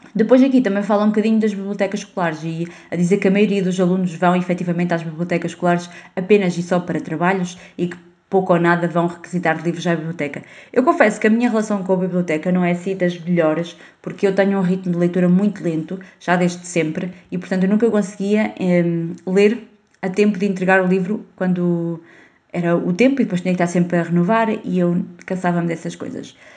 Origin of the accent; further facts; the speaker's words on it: Portugal; first language Portuguese; ler literatura portuguesa é uh, obrigatório na, na escola